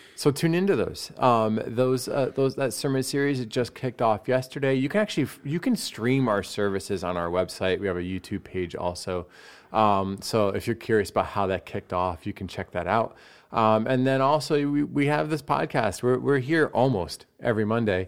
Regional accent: United States; as an American

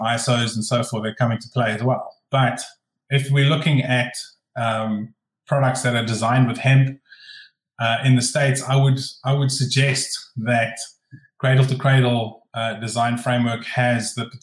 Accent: Glasgow, Scotland, United Kingdom; from Glasgow in Scotland, in the UK.

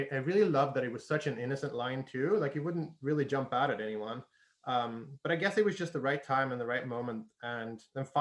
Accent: Sweden; moved away as an adult; also born or lived in United Kingdom / Costa Rica / Australia / Argentina; I grew up in Sweden

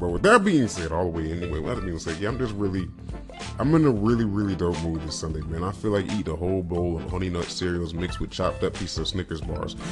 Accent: California, United States; I grew up in Northern California slash Central slash Southern California

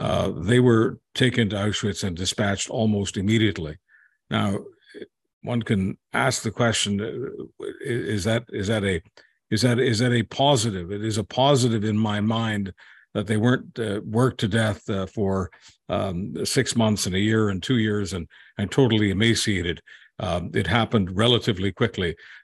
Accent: Hungary; born there; I was born in Hungary, August 25th, 1954.

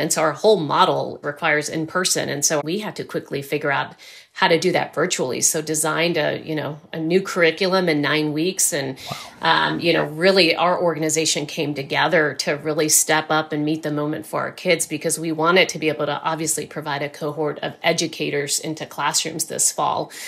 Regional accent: Rio Grande Valley, South Texas, United States; I grew up in South Texas in the Rio Grande Valley, right on the Texas-Mexico border.

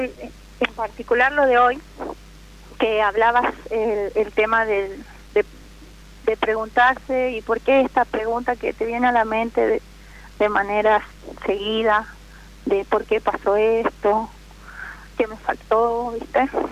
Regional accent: Jujuy, Argentina; De Jujuy

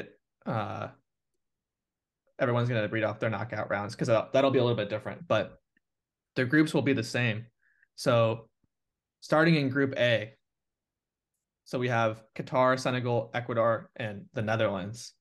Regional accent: United States; as an American

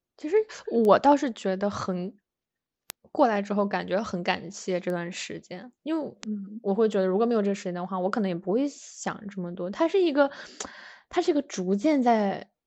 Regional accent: Shenyang, Liaoning, China; moved away as an adult; now in United States; 我们是辽宁沈阳人

